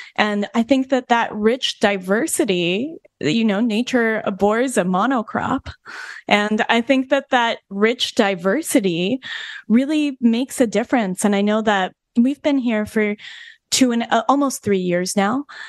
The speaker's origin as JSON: {"language": "English", "region": "Colorado", "country": "United States", "also_born_or_lived": "New York Vermont border", "moved": "yes", "lives_now": "New York/Vermont border, United States", "said": "I come from the West. We live, we live in on the New York Vermont border now, but I'm from Colorado."}